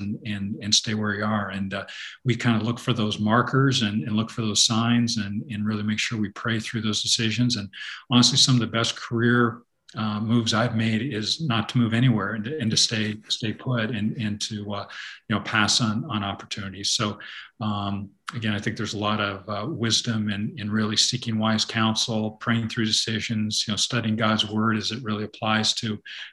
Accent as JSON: {"language": "English", "country": "Canada", "tie": "born or raised there", "moved": "as an adult", "lives_now": "United States", "said": "I grew up in Canada"}